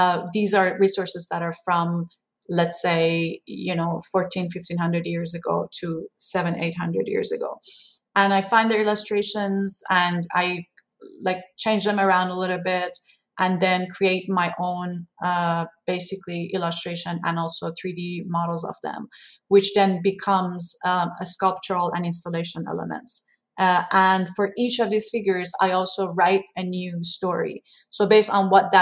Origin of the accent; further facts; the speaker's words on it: Iran; English is a second language; moved away; growing up in Iran